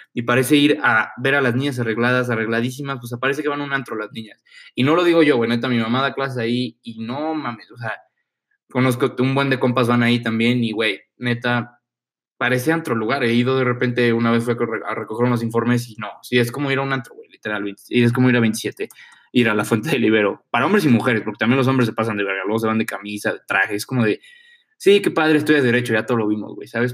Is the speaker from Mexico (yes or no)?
yes; Mexico; soy mexicano y soy blanco